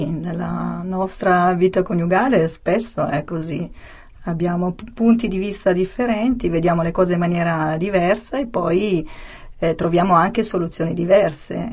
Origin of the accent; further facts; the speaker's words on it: Sicily, Italy; born there; sì, sono nata in Sicilia, in provincia di, di Ragusa, e ovviamente vivo da tanti anni qui al nord e quindi ho perso mm, l'accento